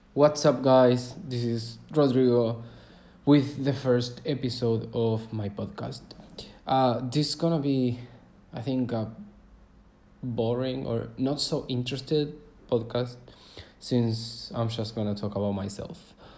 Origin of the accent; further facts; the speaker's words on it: Córdoba, Argentina; I was born in Cordoba, is a city of Argentina, where I'm from right now. So I was born there.